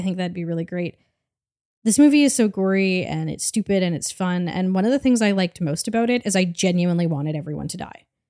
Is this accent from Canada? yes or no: yes; Canada; as a Canadian